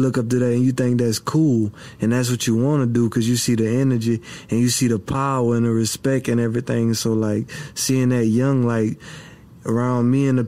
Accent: Abbeville, Louisiana, United States; I was born in Abbeville, Louisiana, at Women's and Children's.

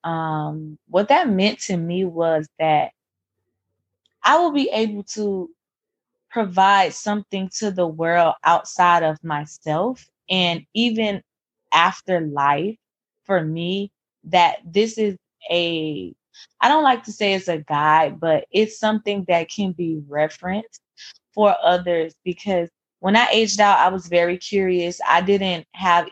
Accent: Miami, Florida, United States; also born or lived in Tallahassee, Florida; I am originally from Miami, Florida. I currently still live in Miami

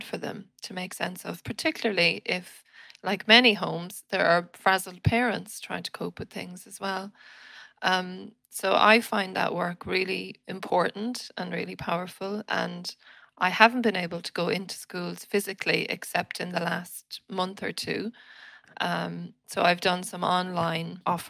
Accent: Winnipeg, Manitoba, Canada; moved away; I was born in Canada, in the city of Winnipeg

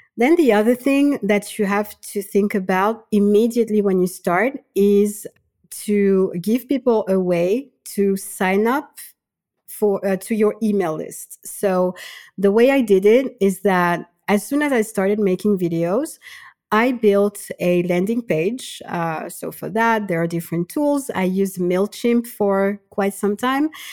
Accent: Madagascar; now in France; I'm from Madagascar. I currently live in France

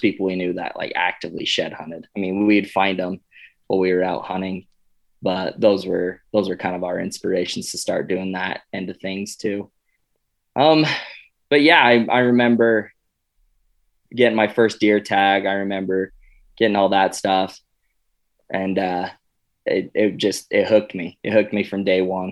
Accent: Cedar City, Utah, United States; I grew up in southern Utah in a town called Cedar City

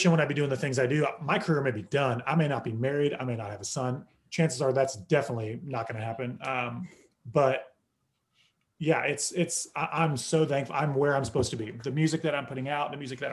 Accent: Oklahoma, United States; now in Nashville, United States; growing up in Oklahoma

